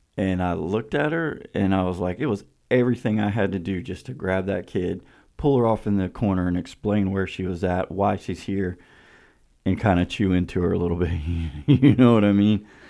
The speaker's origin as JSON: {"language": "English", "town": "Winter Haven", "region": "Florida", "country": "United States", "said": "we're from Winter Haven"}